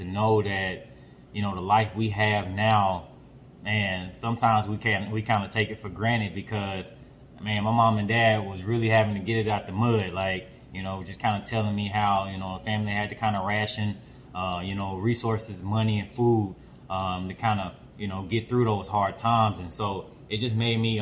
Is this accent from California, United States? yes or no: no; Pine Bluff, Arkansas, United States; accent: twang; I'm a very, very proud native of Arkansas. You know, representing the southern part of the USA. But I'm a represent a very special part of Arkansas, from Pine Bluff.